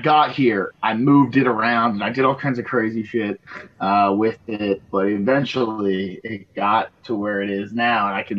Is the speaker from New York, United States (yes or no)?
no; East Tennessee, United States; I'm in East Tennessee, beautiful East Tennessee. It's where I went to high school